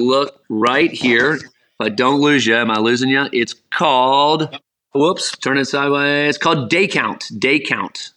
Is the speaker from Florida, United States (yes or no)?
yes; South Florida, United States; Growing up in South Florida, we go to Miami Hurricane baseball games